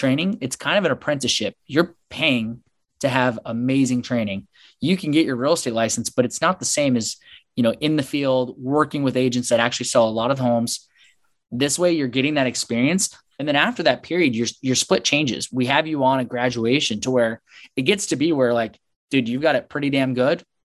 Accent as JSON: {"language": "English", "town": "Seattle", "region": "Washington", "country": "United States", "tie": "born or raised there", "also_born_or_lived": "Chicago", "moved": "as an adult", "lives_now": "San Diego, United States", "said": "Seattle, Washington, and born and raised, went to Seattle University"}